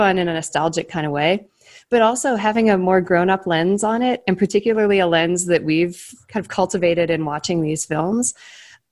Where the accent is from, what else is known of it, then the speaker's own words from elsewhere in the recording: Cleveland, Ohio, United States; moved away; I grew up in Cleveland.